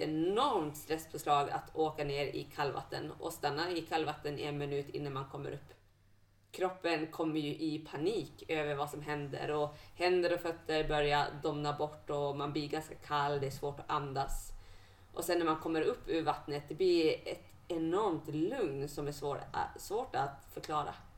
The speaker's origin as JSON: {"language": "Swedish", "town": "Bjurholm", "region": "Västerbotten County", "country": "Sweden", "tie": "born or raised there", "lives_now": "Umeå, Sweden", "said": "När jag växte upp hemma i Bjurholm"}